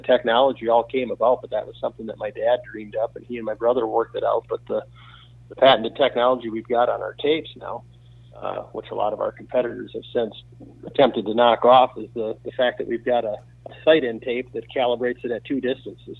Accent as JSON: {"language": "English", "region": "Wisconsin", "country": "United States", "tie": "born or raised there", "also_born_or_lived": "Minnesota", "said": "I was born here in Wisconsin, but we moved to Minnesota for three years because his uh, his employment took him out there"}